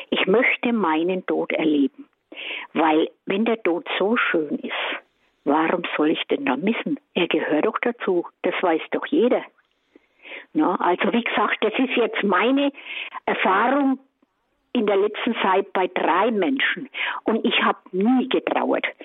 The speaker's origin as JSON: {"language": "German", "town": "Kemmern", "region": "Bavaria", "country": "Germany", "said": "bin aus Kämmern bei Bamberg"}